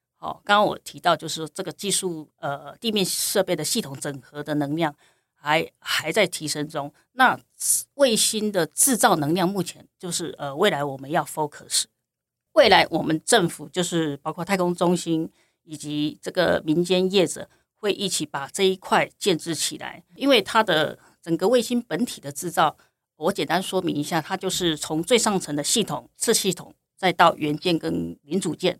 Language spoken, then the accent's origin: Chinese; Zhubei, Hsinchu County, Taiwan; also born or lived in Birmingham, United Kingdom; 我本身来自新竹县竹北，呃，竹北市乡下长大的小孩